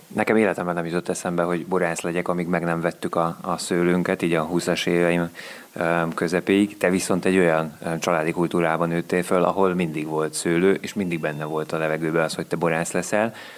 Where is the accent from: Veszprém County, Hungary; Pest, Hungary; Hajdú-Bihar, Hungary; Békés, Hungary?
Veszprém County, Hungary; Szigliget; Én Szigligeten nőttem fel, innen 5 kilométerre